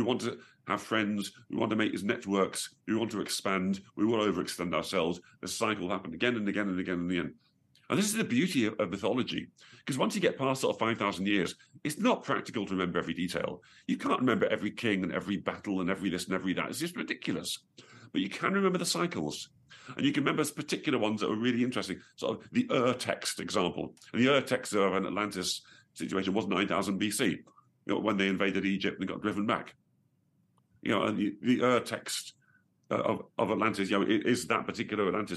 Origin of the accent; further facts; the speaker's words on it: Staffordshire, West Midlands, United Kingdom; I was born originally in Staffordshire